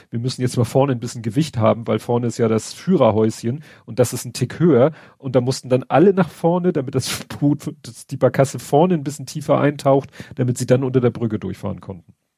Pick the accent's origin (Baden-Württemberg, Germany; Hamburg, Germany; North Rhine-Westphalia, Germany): Hamburg, Germany; als Hamburger